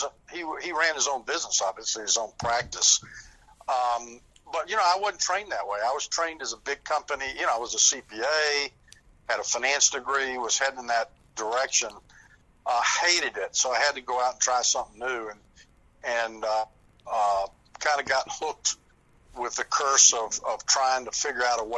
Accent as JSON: {"language": "English", "region": "Southern United States", "country": "United States", "accent": "Southern"}